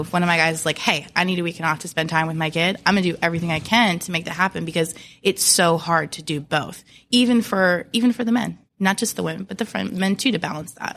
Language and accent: English; Williamsburg, Virginia, United States; now in Tampa, United States; I'm from Williamsburg, Virginia